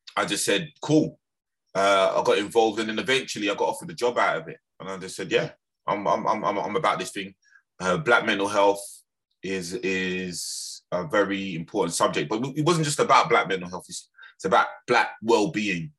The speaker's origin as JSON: {"language": "English", "region": "London", "country": "United Kingdom", "tie": "born or raised there", "also_born_or_lived": "Birmingham / Lewisham", "said": "I was actually raised in, in, in London, in Lambeth"}